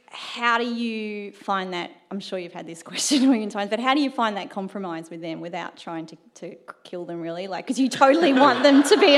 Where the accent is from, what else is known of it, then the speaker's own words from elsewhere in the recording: Ainsbury, Victoria, Australia; Ainsbury. In Melbourne, it's country-ish.